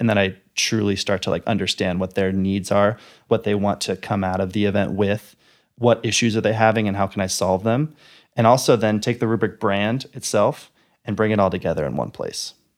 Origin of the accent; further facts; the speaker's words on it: Bay Area, Silicon Valley, California, United States; also born or lived in Los Angeles, California; I grew up in the Bay Area, so I kinda grew up in the tech world. I grew up in Silicon Valley